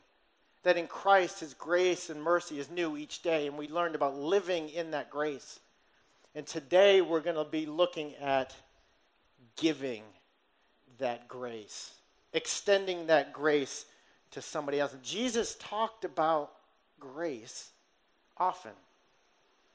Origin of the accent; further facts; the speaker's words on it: Somerset, Massachusetts, United States; Somerset being my hometown.